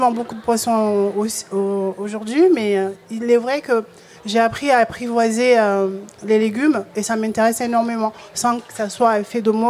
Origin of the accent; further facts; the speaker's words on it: Comoros; now in Marseille, France; je suis née aux Comores.